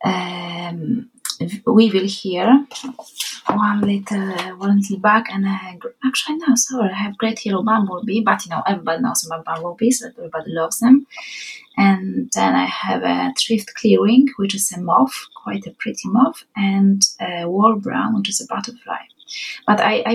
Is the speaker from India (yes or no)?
no; Poland; accent: Polish; first language Polish; English is a second language; now in Ireland; we are Polish